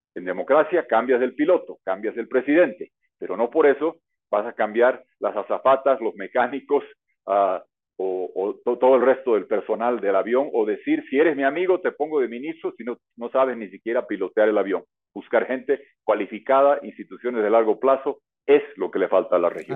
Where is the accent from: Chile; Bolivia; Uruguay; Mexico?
Bolivia; mi país Bolivia